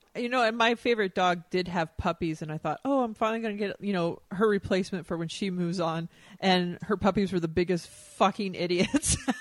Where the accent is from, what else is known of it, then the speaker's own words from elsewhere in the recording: Texas, United States; moved away; growing up in Texas